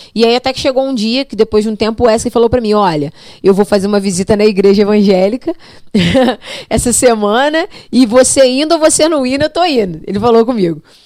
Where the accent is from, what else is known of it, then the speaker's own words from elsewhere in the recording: Barra Mansa, Rio de Janeiro, Brazil; also born or lived in Cachoeiro de Itapemirim, Espírito Santo; now in Volta Redonda, Brazil; eu sou natural do Espírito Santo, nasci em Cachoeira de Tepemirim, embora nunca tenha morado lá. Sou filha adotiva dos meus pais, vim para Barra Mansa logo que eu nasci